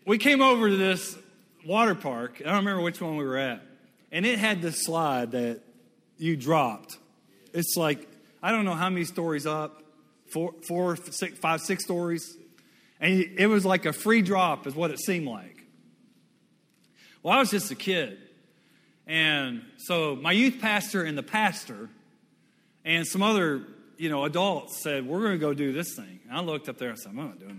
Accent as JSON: {"language": "English", "region": "Western Louisiana", "country": "United States", "tie": "born or raised there", "also_born_or_lived": "Mississippi / Dallas, Texas", "said": "when I was a kid, I came over from Western Louisiana over here to Dallas"}